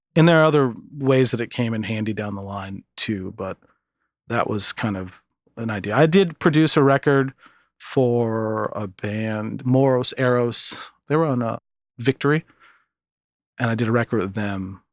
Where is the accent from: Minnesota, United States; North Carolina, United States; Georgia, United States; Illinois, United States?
Minnesota, United States; Minneapolis; moved away as an adult; also born or lived in Michigan City, Indiana / Seattle; I went to Minneapolis mm. and stayed there until after high school